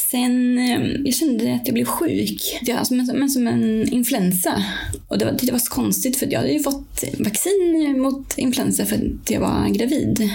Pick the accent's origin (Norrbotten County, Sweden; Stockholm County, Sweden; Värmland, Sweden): Värmland, Sweden; also born or lived in Swedish west coast; now in Östersund, Sweden; Jag kommer från Värmland från början och har bott många år på västkusten